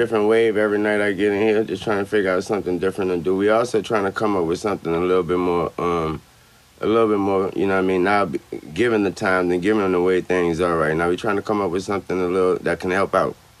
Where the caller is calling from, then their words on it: Miami, Florida, United States; I'm broadcasting live from Miami, man.